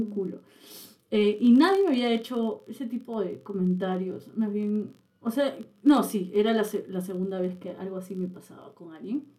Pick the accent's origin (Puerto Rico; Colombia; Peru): Peru; Lima; also born or lived in Chiclayo, Peru; yo nací en Chiclayo, que es una provincia de, Perú, y después vine a Lima